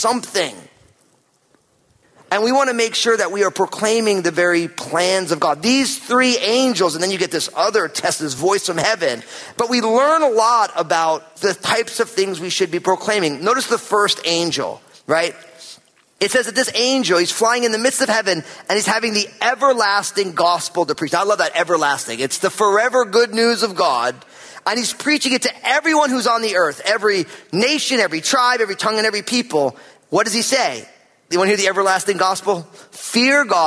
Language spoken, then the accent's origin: English; New Jersey, United States; now in Pacific Northwest, United States; I'm from New Jersey